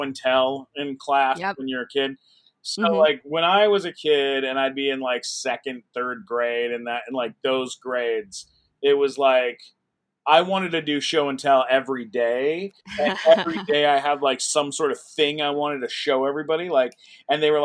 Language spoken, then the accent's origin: English; San Diego, California, United States; I grew up in San Diego.